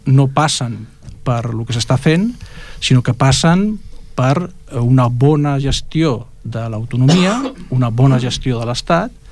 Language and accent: Catalan; Ripollet, Catalonia, Spain; com a ciutadans de Ripollet, com a ciutadans catalans, com a ciutadans espanyols, com a ciutadans europeus